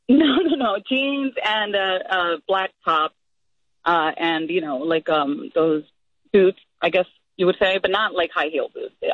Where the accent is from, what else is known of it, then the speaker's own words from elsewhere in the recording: Florida, United States; I'm from Florida